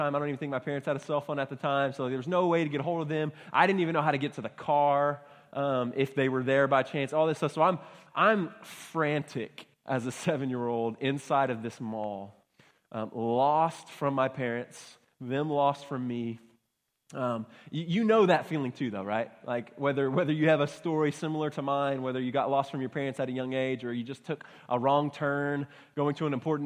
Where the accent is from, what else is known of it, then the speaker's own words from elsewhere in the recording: Baytown, Texas, United States; I grew up in Baytown, Texas, so not too far from here